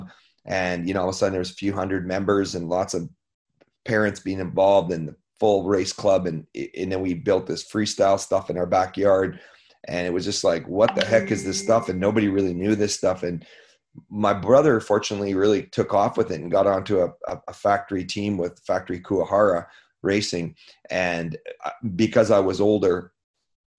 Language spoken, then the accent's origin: English; Canada; being a Canadian kid